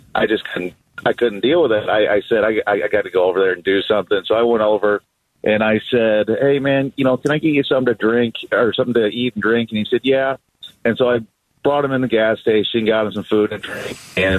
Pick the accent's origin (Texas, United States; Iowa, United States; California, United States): Iowa, United States; now in Gilbert, United States; I actually just moved to Gilbert about a year ago, so I haven't seen a whole lot of this, but I came from Iowa.